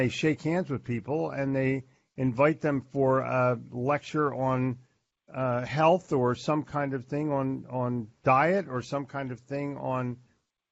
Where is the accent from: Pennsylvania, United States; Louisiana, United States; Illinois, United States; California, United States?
Pennsylvania, United States; Philadelphia; moved away; also born or lived in New Jersey / Florida; I grew up in Philadelphia